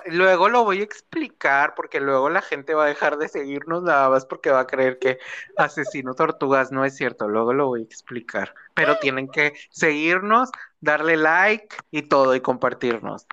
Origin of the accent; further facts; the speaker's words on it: Nuevo León, Mexico; de donde somos, o bueno, de Nuevo León